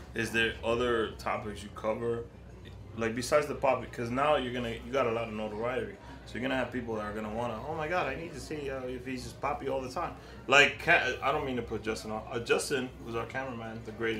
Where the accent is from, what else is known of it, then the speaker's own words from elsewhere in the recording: Moca, Espaillat, Dominican Republic; now in Queens, United States; I'm from a campo too. I'm from Laimita in Moca.